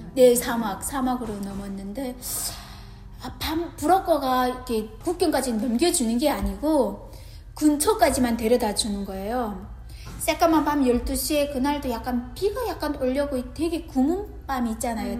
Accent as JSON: {"language": "Korean", "area": "Namyang, Onsong County", "region": "North Hamgyong", "country": "North Korea", "tie": "born or raised there", "also_born_or_lived": "South Korea", "moved": "as an adult", "lives_now": "Newnan, United States", "said": "함경북도 언성군 남양 노동자구에서 왔고요."}